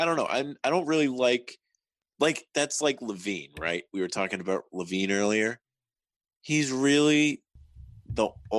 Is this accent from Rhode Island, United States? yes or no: yes; Rhode Island, United States; I'm from Rhode Island